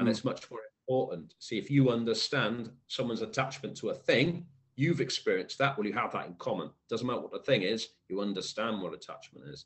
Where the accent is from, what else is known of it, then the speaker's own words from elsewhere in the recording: Cwmbran, Wales, United Kingdom; accent: Welsh; I grew up in Cwmbran in South Wales.